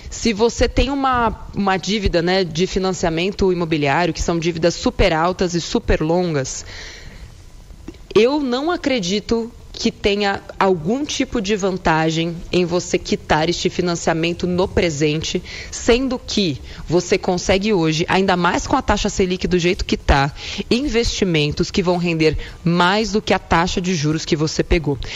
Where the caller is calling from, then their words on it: São Paulo, Brazil; sou aqui de São Paulo.